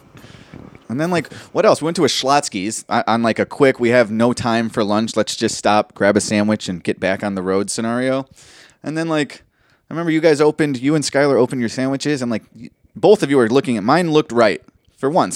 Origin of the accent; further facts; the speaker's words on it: Austin, Texas, United States; I'm from Austin, baby, I'm from Texas